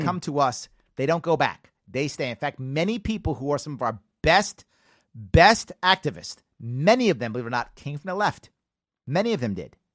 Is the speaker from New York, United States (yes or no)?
yes; New York City, New York, United States; I'm from the Bronx